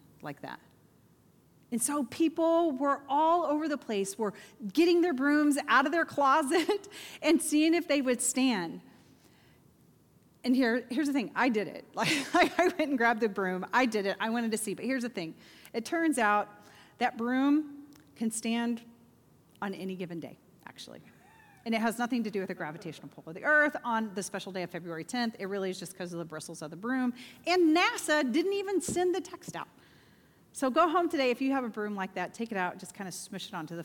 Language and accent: English; Oklahoma, United States; now in Bolingbrook, United States; I grew up in Oklahoma